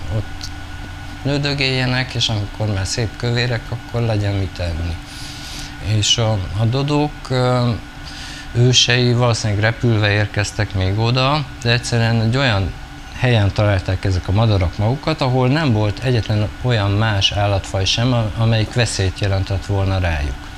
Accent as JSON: {"language": "Hungarian", "town": "Celldömölk", "region": "Vas", "country": "Hungary", "tie": "born or raised there", "also_born_or_lived": "Budapest / Brussels", "moved": "yes", "said": "én egy kisvárosban nőttem fel"}